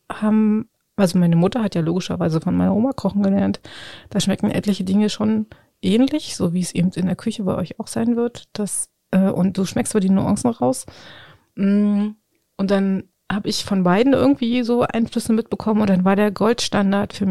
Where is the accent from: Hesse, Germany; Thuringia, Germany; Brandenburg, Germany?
Brandenburg, Germany; Ich liebe das. Ich komme aus dem Spreewald.